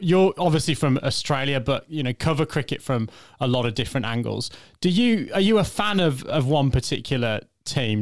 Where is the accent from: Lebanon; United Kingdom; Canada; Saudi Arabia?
United Kingdom; England; accent: English; You'll, you'll tell from my accent, I'm a, an Englishman.